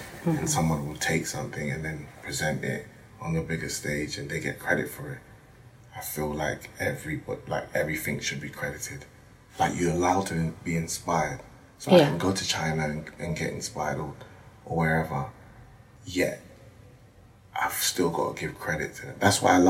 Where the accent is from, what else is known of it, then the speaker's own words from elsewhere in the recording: Ashanti, Ghana; Very important, especially as I'm Ashanti. Ashanti's wear that with pride.